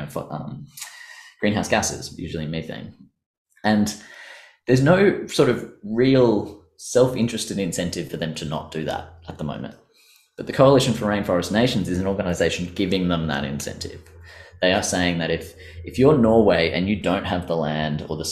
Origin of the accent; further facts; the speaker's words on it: Australia; us Australians